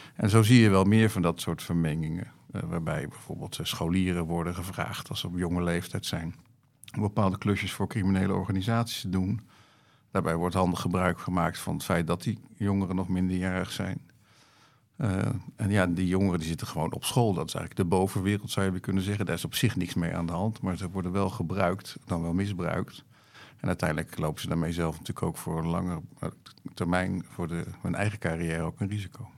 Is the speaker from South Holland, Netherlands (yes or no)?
yes; The Hague, South Holland, Netherlands; moved away as an adult; also born or lived in Haarlem; now in Schouwen-Duiveland, Netherlands; ik ben geboren en getogen in Den Haag